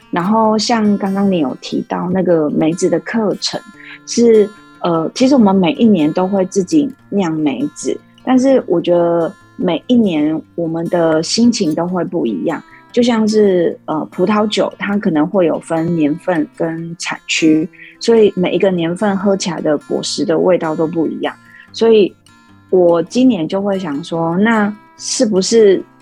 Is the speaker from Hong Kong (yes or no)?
no; Lukang, Changhua County, Taiwan; also born or lived in Tainan; 我从小就是在鹿港长大，然后，呃，读书，呃，到大学的时候才有到台南那边读书